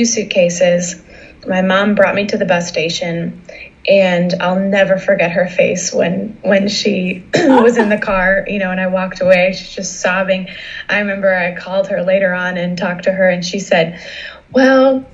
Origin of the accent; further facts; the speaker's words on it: Massachusetts, United States; moved away; I'm originally from Massachusetts.